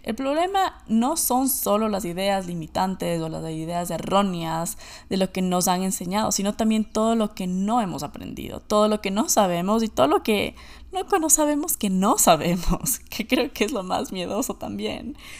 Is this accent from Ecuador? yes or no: yes; Ecuador; moved away as an adult; also born or lived in United States; Yo nací y crecí en Ecuador